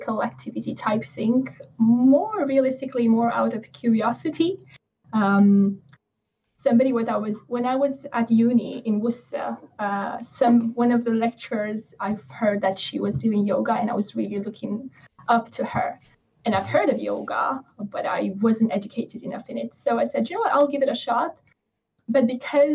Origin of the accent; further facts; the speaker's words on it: Romania; now in England, United Kingdom; I stream from England and yeah. I live in England. I'm okay. Originally from Romania.